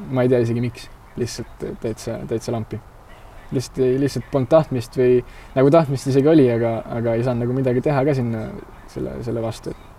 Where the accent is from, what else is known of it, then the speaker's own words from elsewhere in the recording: Aruküla, Harju County, Estonia; also born or lived in Pirita, Tallinn; ma üles kasvasin Arukülas